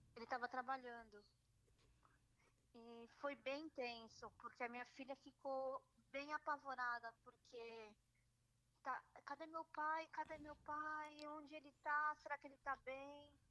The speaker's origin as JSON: {"language": "Portuguese", "region": "São Paulo", "country": "Brazil", "moved": "as an adult", "lives_now": "Ramat Gan, Israel", "said": "Eu sou de São Paulo"}